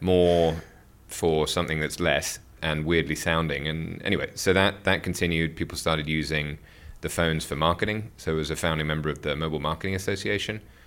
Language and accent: English; United Kingdom; moved away as an adult; also born or lived in Seoul / Hong Kong / Tokyo; being a Brit. I started, born and raised in the U K